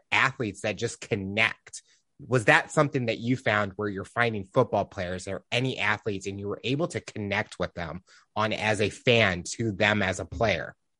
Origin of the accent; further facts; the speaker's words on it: St. Louis, Missouri, United States; Growing up in Saint Louis, we had the Rams